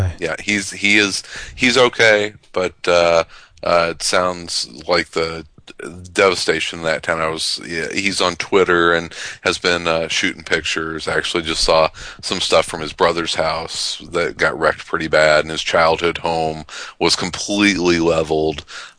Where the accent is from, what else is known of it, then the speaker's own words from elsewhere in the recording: Midwest, United States; I grew up kind of at the tail end of Tornado Alley, and it's 1980. My hometown got hit by one, destroyed my elementary school.